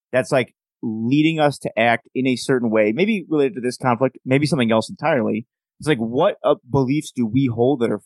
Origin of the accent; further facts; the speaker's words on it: United States; As an American